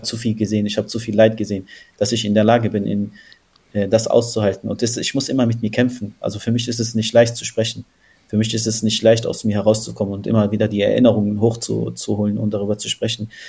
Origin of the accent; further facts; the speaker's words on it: Palestine; Wir haben immer das Gefühl, wenn man als Palästinenser spricht, wird man als allererstes politisiert